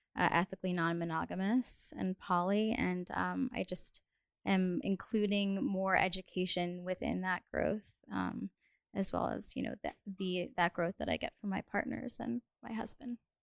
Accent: Brazil; moved away as an adult; now in New York, United States; I'm also Brazilian, but I've been living in the U.S. for um, in New York for five years now

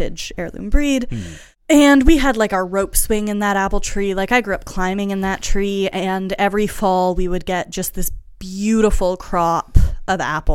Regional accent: Ontario, Canada; also born or lived in Boston / Quebec; now in Montreal, Canada; I grew up in Ontario in farmland

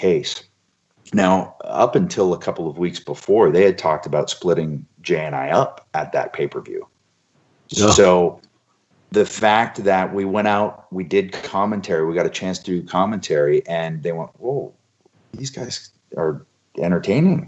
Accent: Toronto, Ontario, Canada; in Toronto in my hometown in the Sky Dome

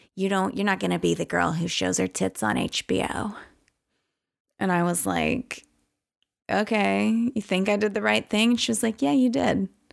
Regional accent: Louisiana, United States; I was a local from Louisiana.

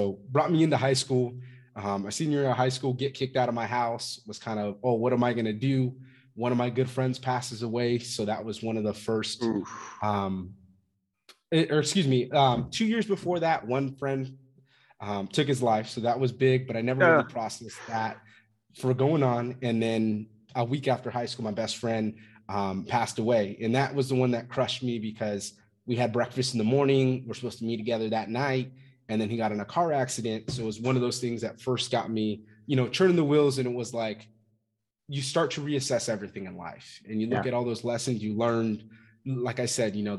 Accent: Fresno, California, United States; I'm originally from Fresno, California. Grew up there.

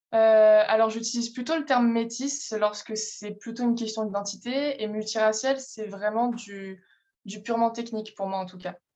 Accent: France; je suis française

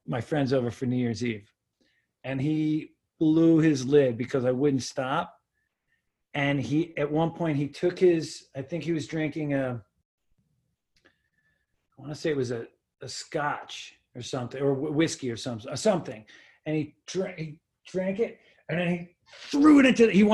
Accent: West Islip, New York, United States; moved away; I grew up on Long Island

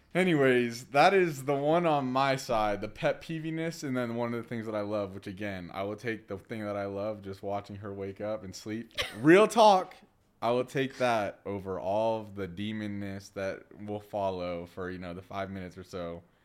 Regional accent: Orlando, Florida, United States; moved away as an adult; also born or lived in Louisiana; now in Denver, United States; born and raised in Orlando, Florida, uh, specifically the Winter Park area

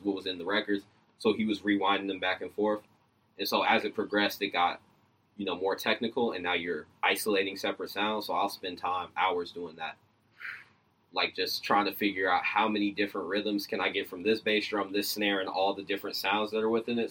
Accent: Decatur, Georgia, United States; I'm from Decatur. Okay, so I'm from Georgia.

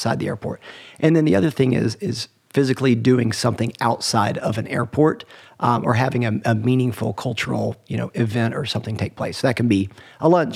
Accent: Atlanta, Georgia, United States; I grew up in Atlanta

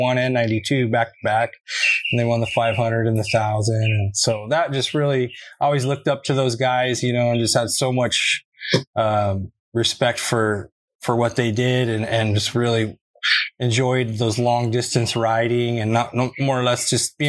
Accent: El Cajon, California, United States; growing up in El Cajon, Sandy Lakeside area

